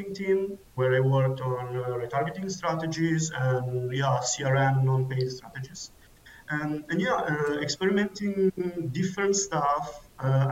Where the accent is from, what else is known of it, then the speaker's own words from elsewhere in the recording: Milan, Lombardy, Italy; now in Munich, Germany; I come originally from Milan, Italy, and I'm currently living in Munich, Germany.